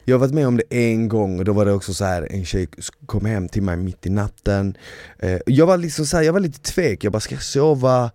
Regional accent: Malmö, Skåne, Sweden; moved away; eftersom jag är uppvuxen i Malmö så har jag mer eller mindre under hela min barndom hört danska

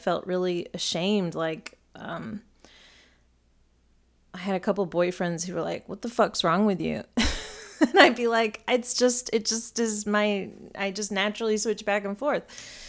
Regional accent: United States; I'm still American right now. I'm going to do it as I normally would here in America.

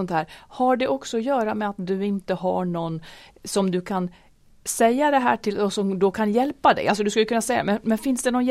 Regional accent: northern Sweden, Sweden; moved away; by, i, där jag är född

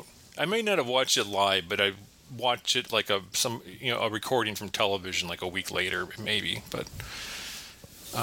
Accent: Chicago, Illinois, United States; now in Madison, United States; I grew up in Chicago

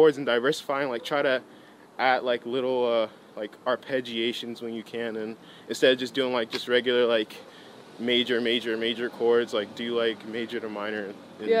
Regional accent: Apple Valley, California, United States; also born or lived in Gardena, California; I was born in Gardena. But since they didn't really like the environment, some stuff happened. So then they're just like, you know, we want you to grow up in a safe and diverse environment. So we're going to move to the middle of nowhere, which is Apple Valley

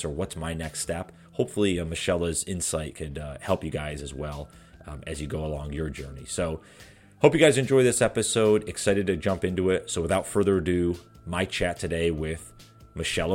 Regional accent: New York, United States; moved away as an adult; now in the Carolinas, United States; I'm from New York originally

